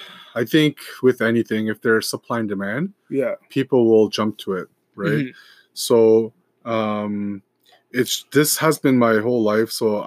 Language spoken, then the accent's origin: English; Canada; I just grew up here. Yeah, so, yeah. Like, I'm a Canadian. Like, I'm a Canadian boy. Through, yeah. My blood is Korean, but I don't know much about the culture.